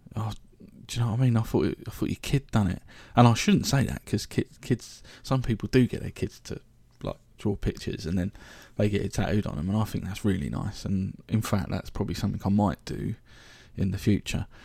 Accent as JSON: {"language": "English", "town": "Reading", "region": "South East England", "country": "United Kingdom", "tie": "born or raised there", "also_born_or_lived": "London", "said": "I was born in London, West London, but I grew up in Reading, so I, I say that I'm a Readinensian, really, a Reading boy"}